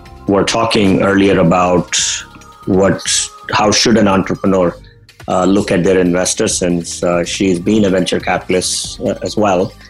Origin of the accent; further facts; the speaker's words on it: India; moved away; I come from the Indian culture, where while growing up